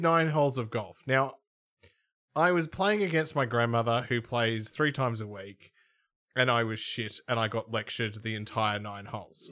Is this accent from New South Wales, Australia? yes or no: no; Melbourne, Victoria, Australia; I'm from Melbourne